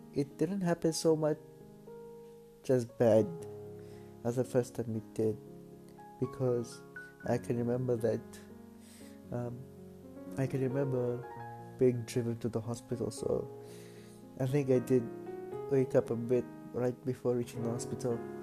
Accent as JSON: {"language": "English", "country": "Philippines", "said": "I'm Filipino"}